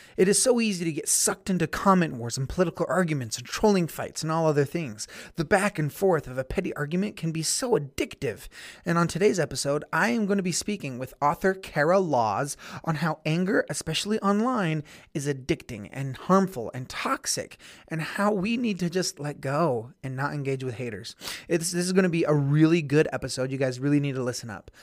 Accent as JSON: {"language": "English", "town": "Blanding", "region": "Utah", "country": "United States", "tie": "born or raised there", "said": "I have a co native of my hometown on the show. Shout out to B Town."}